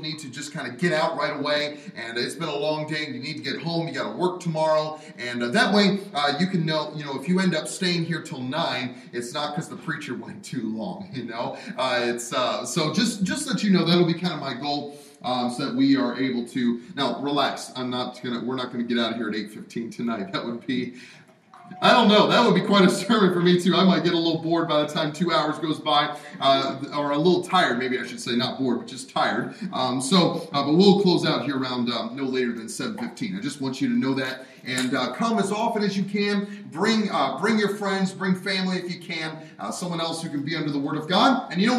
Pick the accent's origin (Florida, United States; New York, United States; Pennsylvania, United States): Pennsylvania, United States; also born or lived in Alabama / Wisconsin; Our home is in Alabama, but I spent most of my growing up times, obviously born here, and then growing up in Pennsylvania and Wisconsin, where snow is normal.